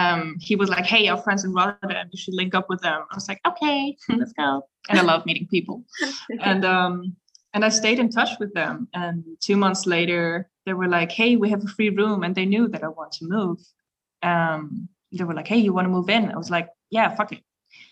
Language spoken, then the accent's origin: English; Salzburg, Austria; English is a second language; as you know, we're from Salzburg, so there's a very certain scene, if you may say so.